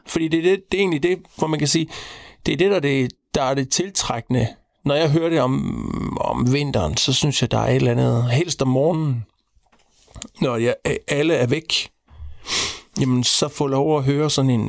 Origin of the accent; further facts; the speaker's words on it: Central Denmark Region, Denmark; jeg er vokset op øh, ude på landet, imellem Horsens Jules Minde.